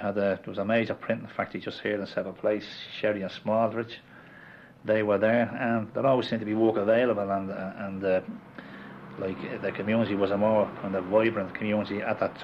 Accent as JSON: {"language": "English", "town": "Dublin", "region": "Leinster", "country": "Ireland", "tie": "born or raised there", "said": "I was born in Sheriff Street, a little less avenue off Sheriff Street, called Saint Lagans Street, actually."}